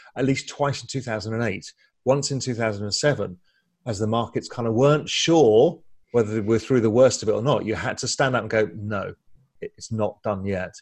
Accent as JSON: {"language": "English", "region": "England", "country": "United Kingdom", "tie": "born or raised there", "also_born_or_lived": "India / Spain", "moved": "as an adult", "lives_now": "Grand Cayman, Cayman Islands", "said": "I'm half Indian, half Dutch. Grew up in England"}